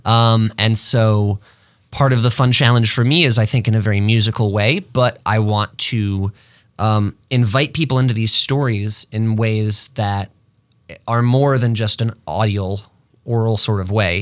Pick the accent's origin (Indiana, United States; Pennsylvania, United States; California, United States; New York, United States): New York, United States; Rochester; also born or lived in Los Angeles; now in Twin Cities, United States; I'm from Rochester, New York. I moved here in two thousand ten